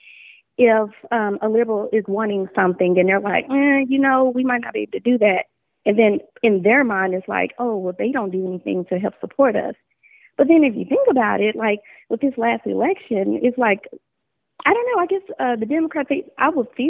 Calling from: Portsmouth, United States; I'm calling from Portsmouth.

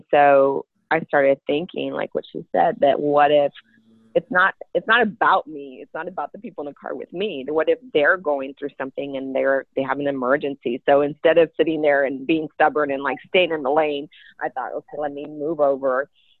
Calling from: Dallas, Texas, United States; I'm calling from Dallas, Texas.

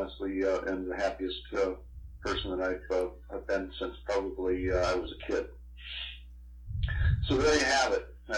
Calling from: Apple Valley, Minnesota, United States; I'm calling from Apple Valley, Minnesota, in the United States of America.

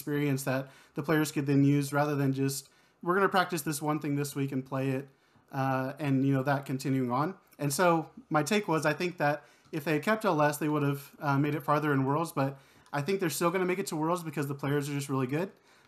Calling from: Kyle, Texas, United States; Kyle, Texas, just south of Austin.

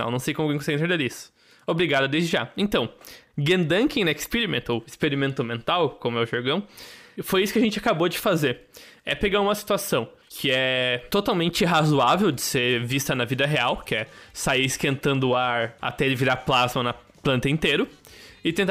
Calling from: São Paulo, Brazil

